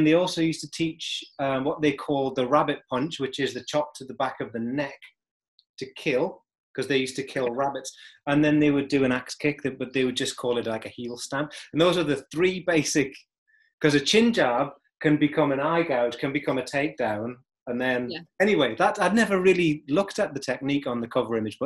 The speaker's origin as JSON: {"language": "English", "country": "United Kingdom", "said": "as a Brit"}